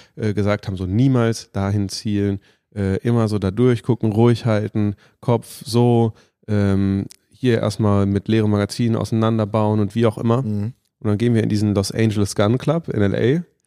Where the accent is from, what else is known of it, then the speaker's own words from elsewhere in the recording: Germany; als Deutsche